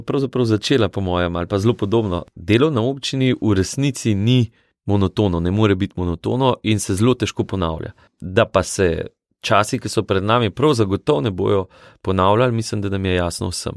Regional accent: Valburga, Slovenia; also born or lived in Medvode; jaz sem smlejc oziroma iz Šentomprge, iz Valburge

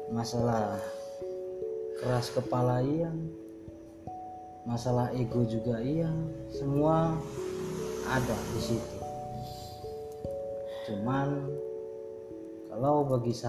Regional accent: Java, Indonesia; saya ini kan orang Jawa.

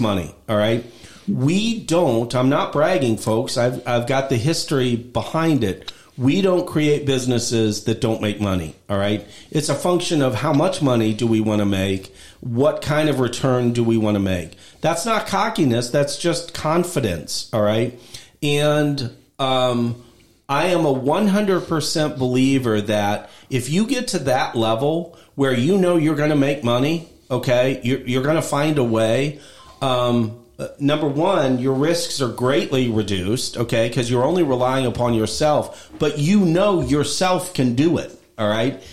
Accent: Midwest, United States; I grew up in 1960s in the Midwest

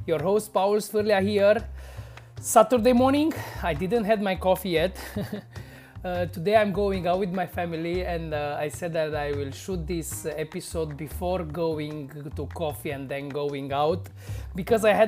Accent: Romania; I was newly hired to a bar here in my hometown

